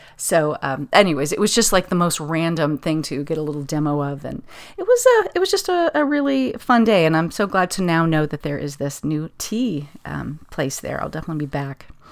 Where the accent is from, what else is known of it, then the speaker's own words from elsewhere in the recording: Pasadena, California, United States; it would be my hometown